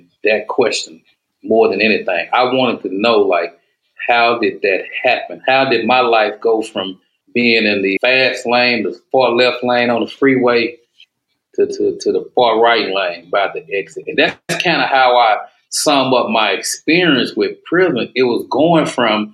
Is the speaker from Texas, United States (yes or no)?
yes; Dallas, Texas, United States; I'm from East Dallas